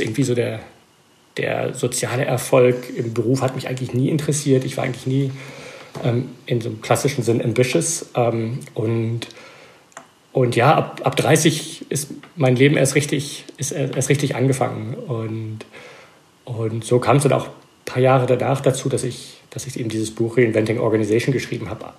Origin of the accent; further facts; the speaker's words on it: Belgium; German is a second language; moved away as an adult; now in United States; ich bin Belgier, aber meine Mutter war Deutsche und als Kind habe ich mit ihr Deutsch geredet